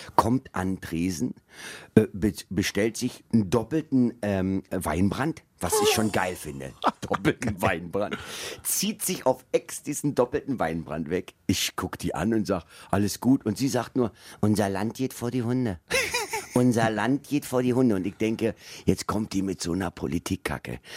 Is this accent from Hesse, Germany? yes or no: no; Berlin, Germany; Ich komme so. aus West-Berlin